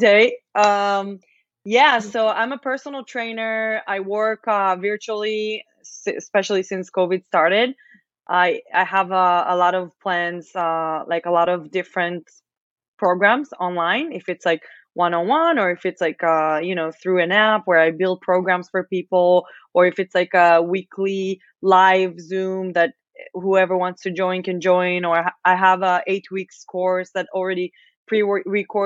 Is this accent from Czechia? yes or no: no; Israel; English is a second language; moved away as an adult; also born or lived in Las Vegas; now in Austin, United States; I'm from Israel